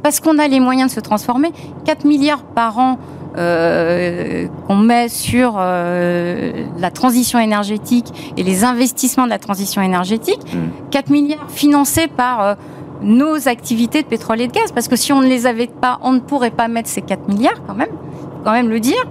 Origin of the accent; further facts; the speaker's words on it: France; Moi, je suis française comme vous